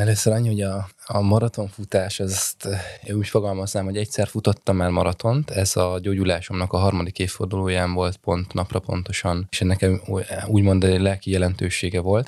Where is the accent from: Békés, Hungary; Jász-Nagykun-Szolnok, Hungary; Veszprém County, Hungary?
Jász-Nagykun-Szolnok, Hungary; Rákóczifalva; moved away; also born or lived in Budapest; Rákóczi falváról egy kis faluról származom